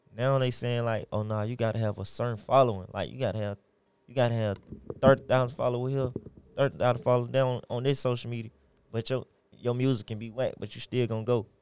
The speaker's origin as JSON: {"language": "English", "town": "Atlanta", "region": "Georgia", "country": "United States", "tie": "born or raised there", "said": "I'm born and raised in Atlanta, Georgia, from the west side to the east side"}